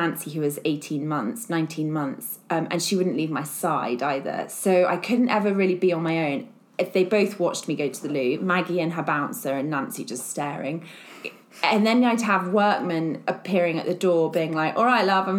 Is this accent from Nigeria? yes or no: no; Surrey, South East England, United Kingdom; moved away as an adult; also born or lived in London; now in Berkshire, United Kingdom; my parents live in the family house that I grew up in Surrey